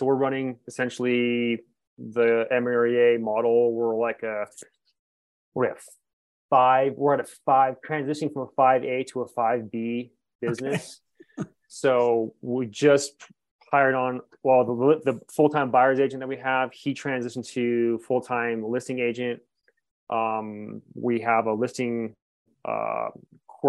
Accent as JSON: {"language": "English", "region": "Northern California", "country": "United States", "moved": "as an adult", "lives_now": "Montrose, United States", "said": "I'm from Northern California"}